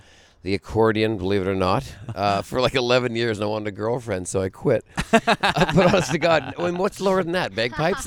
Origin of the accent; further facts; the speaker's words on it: Vancouver, British Columbia, Canada; I'm from Canada, so Vancouver